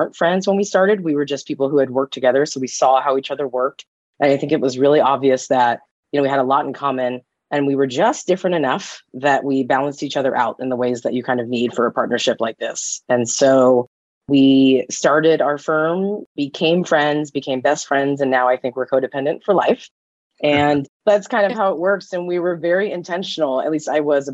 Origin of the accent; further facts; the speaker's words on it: California, United States; also born or lived in Nevada; I grew up in California